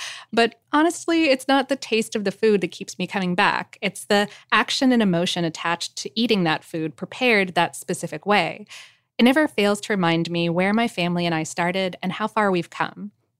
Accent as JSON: {"language": "English", "country": "India", "said": "As an Indian, back then, it was kind of a really big deal because Indians don't usually eat beef for cultural and religious reasons."}